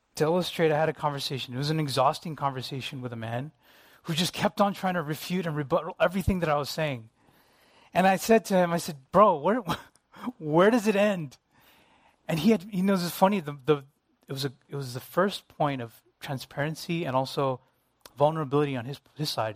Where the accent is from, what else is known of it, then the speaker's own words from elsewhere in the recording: United States; Me being Asian American